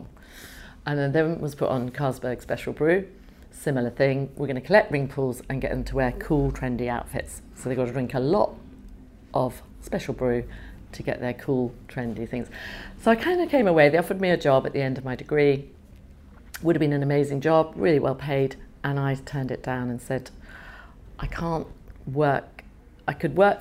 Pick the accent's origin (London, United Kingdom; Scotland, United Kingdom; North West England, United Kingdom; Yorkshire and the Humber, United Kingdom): London, United Kingdom; also born or lived in Canada / Ealing; I was born in Canada. My parents went there from Holland. It was the land of golden opportunity. And I was born there, felt very Canadian, but came to England where my grandmother lived when I was 5. And so really, I feel I'm a Londoner